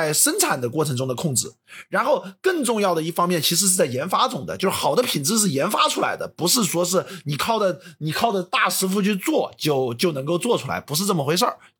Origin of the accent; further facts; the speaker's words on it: China; 作为中国人来讲的话，我觉得其实中国人是更听话的